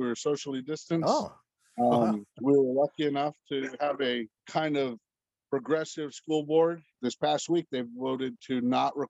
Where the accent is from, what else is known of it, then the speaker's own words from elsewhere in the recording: Junction, Texas, United States; moved away as an adult; also born or lived in Bandera, Texas; now in Bowie, United States; I grew up in Junction, Texas